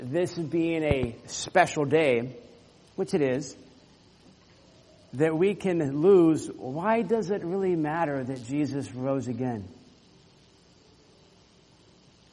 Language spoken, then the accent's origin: English; Orlando, Florida, United States; When I was growing up in Florida, there were times, living in Central Florida, Orlando